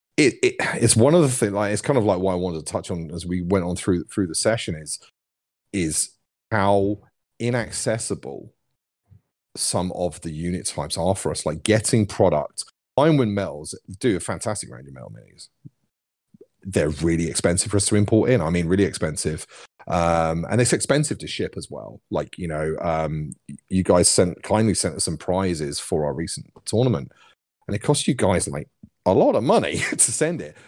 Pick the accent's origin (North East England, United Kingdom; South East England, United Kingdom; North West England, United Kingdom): South East England, United Kingdom; accent: Cockney; now in Plymouth, United Kingdom; I grew up in the southeast. I grew up near London, which is why I sound a little bit like a Cockney.